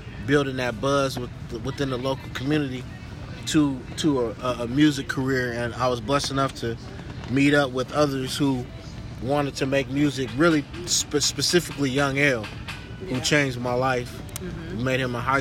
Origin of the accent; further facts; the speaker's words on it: Berkeley, California, United States; Grew up in the waterfront, West Berkeley